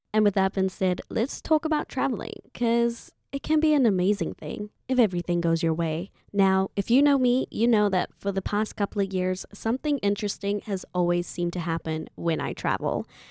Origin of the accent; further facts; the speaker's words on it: Zimbabwe; moved away as an adult; my home country, Zimbabwe